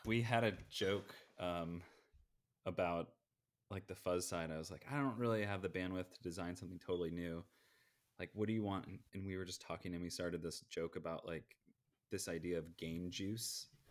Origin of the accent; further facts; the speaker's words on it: Bay Area, California, United States; also born or lived in East Coast; I'm in California, Bay Area, um, I've, I grew up here